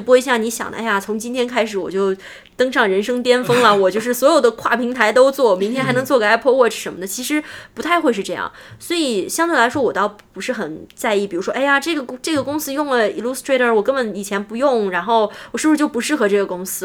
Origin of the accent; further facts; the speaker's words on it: China; moved away as an adult; also born or lived in United States; now in Silicon Valley, United States; 我们中国人